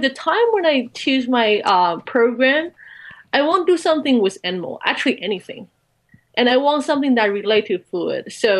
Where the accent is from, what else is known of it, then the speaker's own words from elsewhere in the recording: Taichung, Taiwan; moved away; Okay, so before I entered college, I grew up in Taichung.